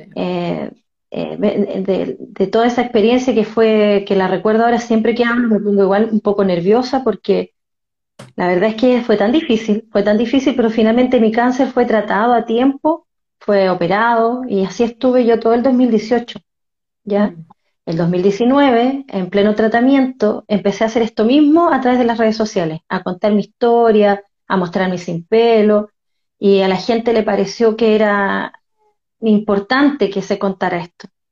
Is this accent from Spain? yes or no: no; Concepción, Biobío, Chile; also born or lived in Talcahuano; soy de Concepción, nacida en Talcahuano